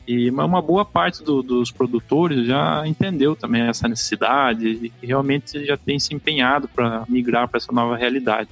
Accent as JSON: {"language": "Portuguese", "town": "Porto Feliz", "region": "São Paulo", "country": "Brazil", "tie": "born or raised there", "said": "eu nasci em Porto Feliz, é, estado de São Paulo, que é ficar próximo a Sorocaba"}